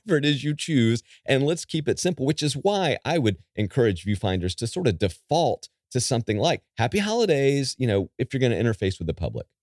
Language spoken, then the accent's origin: English; Calabash, North Carolina, United States; my hometown of Calabash. North Carolina